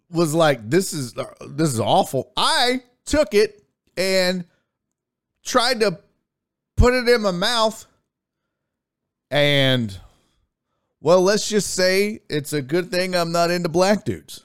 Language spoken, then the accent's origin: English; United States; I'm not German, I'm American, but I'm of German, I'm German American